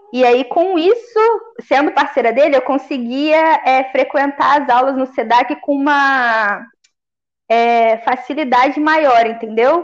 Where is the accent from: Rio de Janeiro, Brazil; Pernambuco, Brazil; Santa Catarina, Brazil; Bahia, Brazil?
Rio de Janeiro, Brazil; Volta Redonda; Eu sou de Volta Redonda, né? Interior do Rio. Então hum. eu morava num bairro mais pra periferia